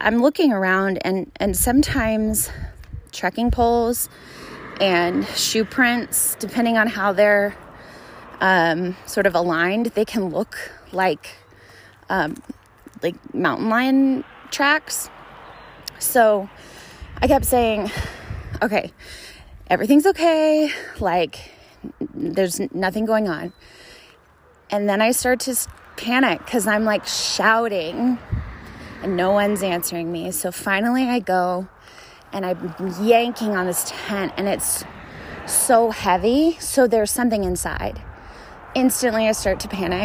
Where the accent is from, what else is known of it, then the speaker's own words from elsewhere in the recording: Dallas, Texas, United States; I'm from Dallas